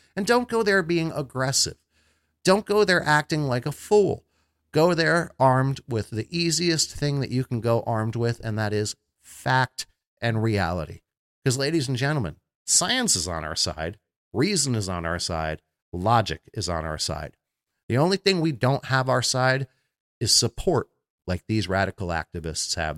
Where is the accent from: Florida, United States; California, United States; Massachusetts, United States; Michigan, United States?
Florida, United States; Florida, my home state